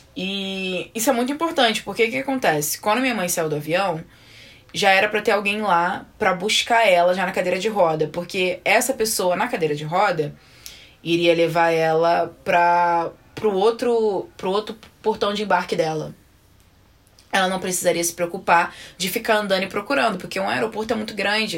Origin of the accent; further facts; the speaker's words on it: Belford Roxo, Rio de Janeiro, Brazil; now in United States; a gente é de Belfort, nós somos de Belfor Roxo